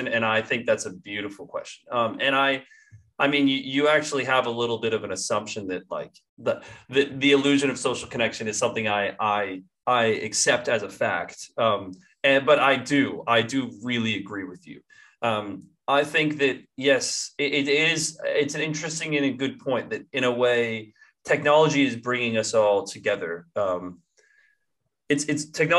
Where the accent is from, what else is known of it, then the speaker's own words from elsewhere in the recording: Bellingham, Washington, United States; moved away as an adult; also born or lived in Beijing, China; now in Australia; I'm from Bellingham near Seattle